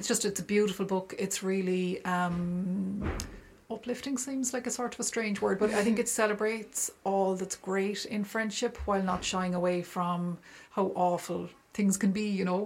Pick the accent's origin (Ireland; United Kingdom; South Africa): Ireland; as Irish people